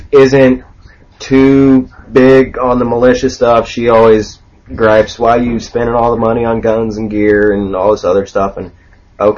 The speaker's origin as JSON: {"language": "English", "town": "Orlando", "region": "Florida", "country": "United States", "tie": "born or raised there", "moved": "as an adult", "said": "I grew up in Orlando, Florida. I'm a city boy"}